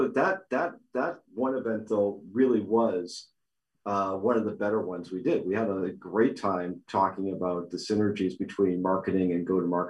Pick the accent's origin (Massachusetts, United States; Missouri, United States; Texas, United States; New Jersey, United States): Massachusetts, United States; Boston; moved away; I'm coming to you virtually from my hometown, Boston, where I eventually will find my way back to, as all good Bostonians do.